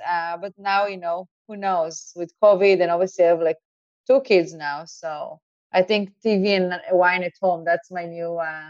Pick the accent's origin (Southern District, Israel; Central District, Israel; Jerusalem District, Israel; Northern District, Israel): Southern District, Israel; Eilat; accent: Israeli; English is a second language; moved away as an adult; now in Miami, United States; I grew up in a small town. It's called Eilat.